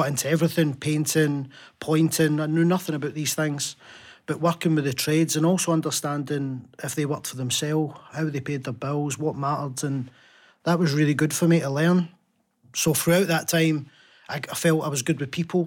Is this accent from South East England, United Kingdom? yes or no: no; Glasgow, Scotland, United Kingdom; born and raised in Glasgow